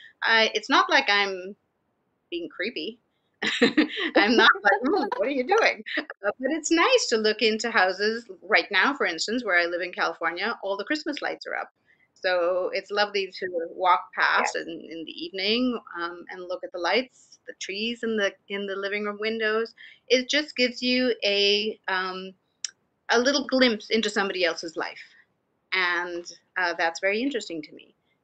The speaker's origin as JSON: {"language": "English", "country": "India", "tie": "born or raised there", "also_born_or_lived": "Pune / Wales / Canada", "lives_now": "United States", "said": "So I was born in Pune, but I hardly lived there. I lived in different parts of India. I lived in Wales. I lived in Canada and then the US."}